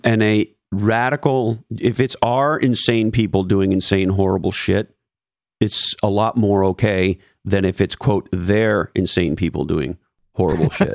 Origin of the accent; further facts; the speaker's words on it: Montreal, Quebec, Canada; moved away; when I was a kid growing up in Montreal